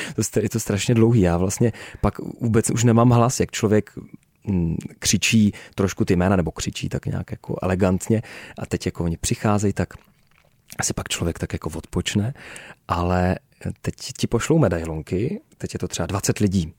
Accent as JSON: {"language": "Czech", "area": "Náchod area", "region": "Hradec Králové Region", "country": "Czechia", "tie": "born or raised there", "said": "tam na Náchodsku, eh, u nás v mém rodném kraji"}